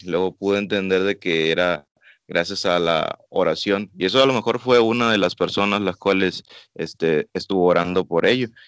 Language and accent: Spanish; Panama; moved away; also born or lived in Mexico; vamos a estar una temporada allá en mi país de origen, este, arreglando una documentación, porque es curioso, yo siendo panameño